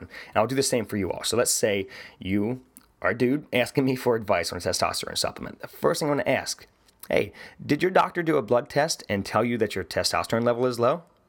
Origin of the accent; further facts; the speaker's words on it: West Virginia, United States; I'm from West Virginia